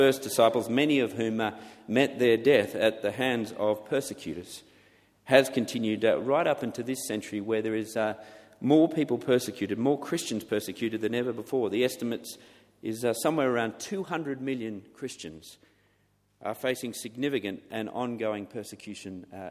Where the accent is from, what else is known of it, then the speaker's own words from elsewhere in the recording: Australia; now in England, United Kingdom; for being an Australian in England